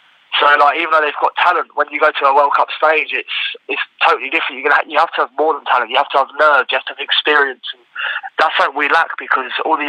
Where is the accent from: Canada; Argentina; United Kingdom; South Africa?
United Kingdom; England; moved away as an adult; now in United States; Whereas England's a good country. I mean, it's my home country. I love it to bits.